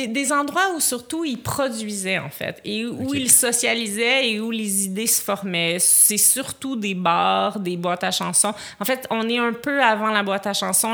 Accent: Montreal, Quebec, Canada

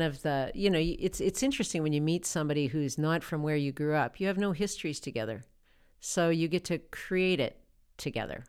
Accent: Lloydminster, Saskatchewan, Canada; I was from Lloydminster

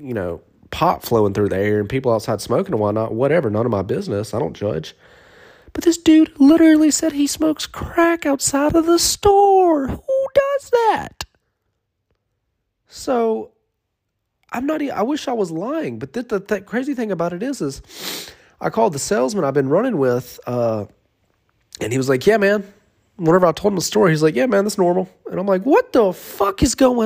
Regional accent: Monroe, United States; I sell in Monroe, my hometown

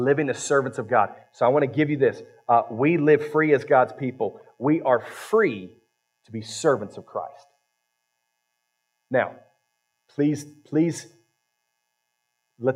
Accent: Ohio, United States; now in West Virginia, United States; I was raised in Ohio

